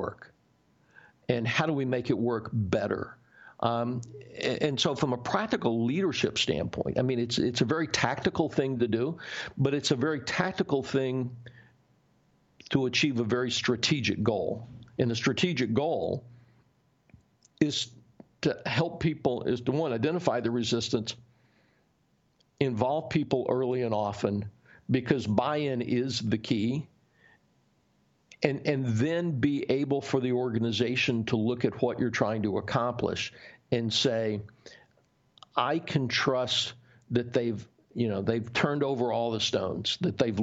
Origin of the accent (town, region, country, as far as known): the South, United States; born or raised there